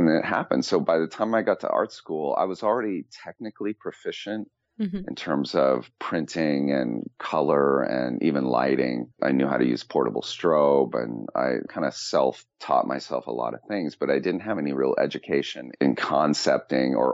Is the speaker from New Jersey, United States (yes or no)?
no; San Francisco, California, United States; moved away as an adult; also born or lived in Los Angeles; I'm from Northern California, from San Francisco, the Bay Area